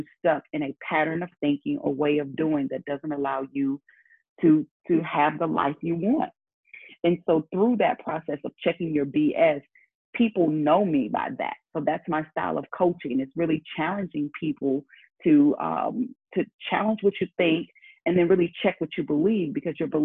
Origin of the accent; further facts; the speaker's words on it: St. Louis, Missouri, United States; I'm from St. Louis